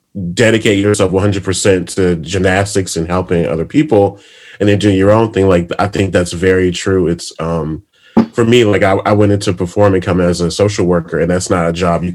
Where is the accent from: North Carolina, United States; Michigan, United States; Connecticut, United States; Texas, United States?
Michigan, United States; I'm from Michigan.